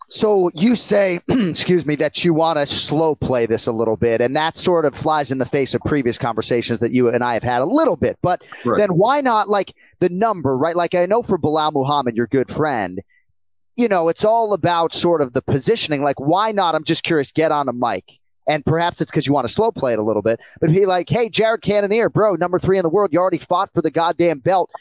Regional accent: Northeast, United States; I grew up in in the Northeast

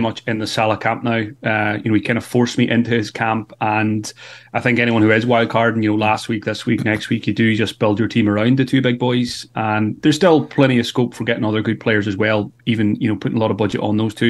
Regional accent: Ireland; being Irish

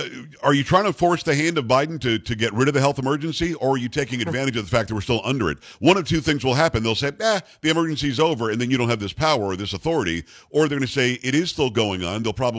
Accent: South Florida, United States; I grew up in South Florida.

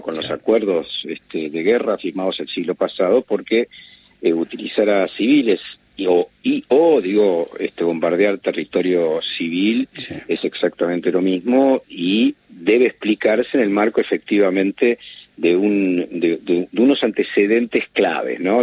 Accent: Argentina; como argentino y como judío

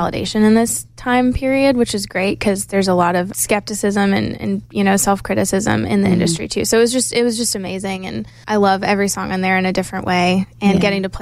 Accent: Maine, United States; moved away as an adult; now in Nashville, United States; little girl growing up in Maine

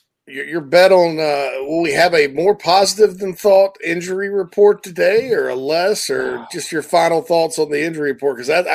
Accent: South Carolina, United States; I'm from South Carolina.

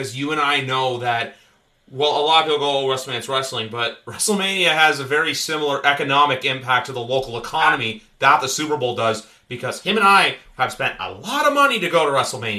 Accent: Canada; I'm going to say provinces because I'm Canadian

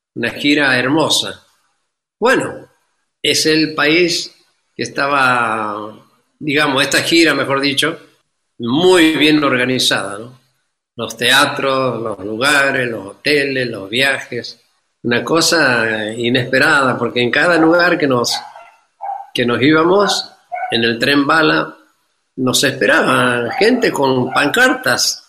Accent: Santiago del Estero, Argentina; moved away; also born or lived in Buenos Aires, Argentina / Barcelona, Spain; Aquí pasé mi infancia. Aquí pasé con mis padres

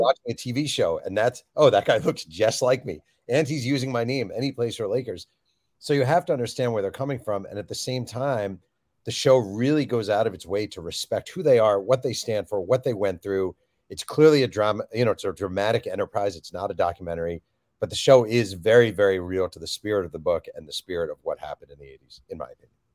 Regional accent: New York, United States; I grew up in New York, a New Jersey Nets fan

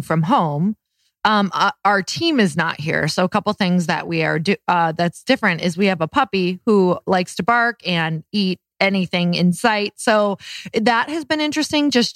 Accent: Midwest, United States; moved away; growing up in the Midwest.

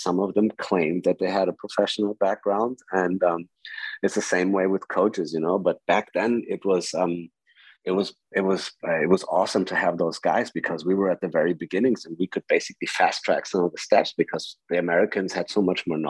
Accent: Southern Germany, Germany; English is a second language; I lived very close to an army base when I grew up in South Germany

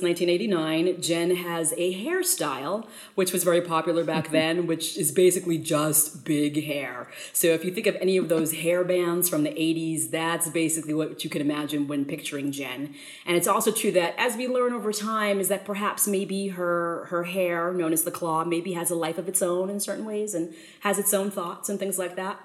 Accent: Danvers, Massachusetts, United States; also born or lived in Saigon, Vietnam; now in Madison, United States; I was raised on the North Shore of Boston in the town of Danvers

